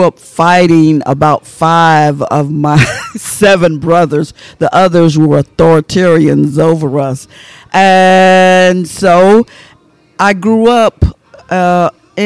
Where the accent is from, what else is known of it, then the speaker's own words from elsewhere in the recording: Waverly Hall, Georgia, United States; moved away as an adult; also born or lived in Hamilton, Georgia / Athens, Georgia; I was born in Hamilton, Georgia, and grew up in Waverly Hall, Georgia.